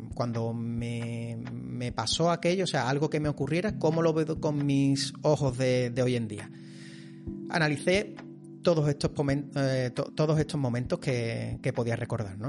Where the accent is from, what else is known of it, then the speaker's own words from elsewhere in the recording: Seville, Andalusia, Spain; yo soy de Sevilla